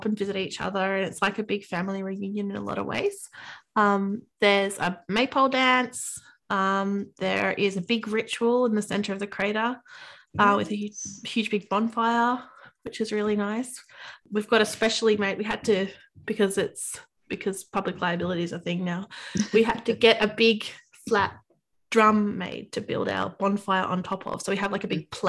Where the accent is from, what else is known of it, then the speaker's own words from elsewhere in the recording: Australia; we're Australian